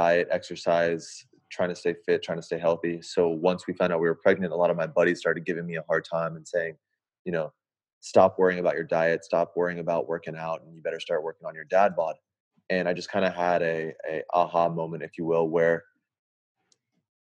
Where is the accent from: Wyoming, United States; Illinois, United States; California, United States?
California, United States; Santa Barbara; moved away as an adult; also born or lived in Bay Area, California; now in Sacramento, United States; I am born and raised in California. Grew up in Santa Barbara, a little suburb